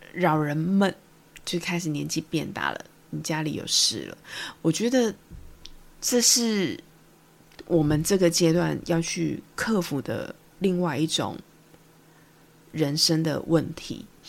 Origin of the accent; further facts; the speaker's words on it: Taiwan; accent: Taiwanese Mandarin; 我真的是台湾国语很严重